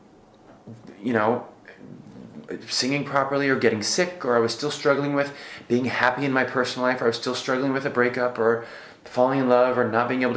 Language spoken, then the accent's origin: English; Findlay, Ohio, United States; moved away as an adult; also born or lived in London; now in New York, United States; I came from Findlay, Ohio, and I was 18 years old